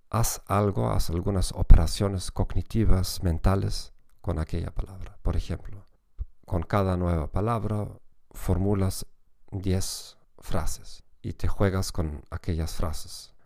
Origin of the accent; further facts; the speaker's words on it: Germany; Spanish is a second language; para mí como alemán